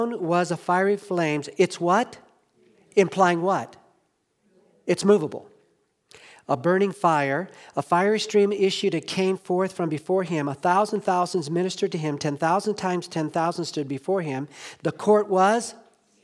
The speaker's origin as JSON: {"language": "English", "town": "Los Angeles", "region": "California", "country": "United States", "tie": "born or raised there", "moved": "yes", "lives_now": "Hendersonville, United States", "said": "when I was growing up in Los Angeles"}